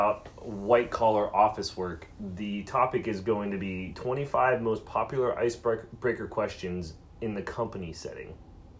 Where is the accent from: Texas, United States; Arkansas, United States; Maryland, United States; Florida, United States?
Florida, United States; Tampa; moved away; I flew home with Claire this weekend to Tampa. That is where we're both from.